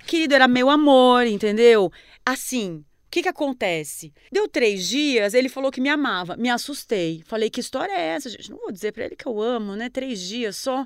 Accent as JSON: {"language": "Portuguese", "town": "Marechal Cândido Rondon", "region": "Paraná", "country": "Brazil", "tie": "born or raised there", "also_born_or_lived": "Florianópolis", "moved": "yes", "lives_now": "São Paulo, Brazil", "said": "Eu nasci em Marechal Cândido Rondon, no interior do Paraná, do lado do Paraguai"}